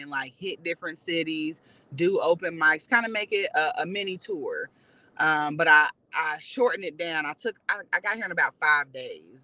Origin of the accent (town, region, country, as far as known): Indianapolis, Indiana, United States; born or raised there; moved away as an adult; now in Los Angeles, United States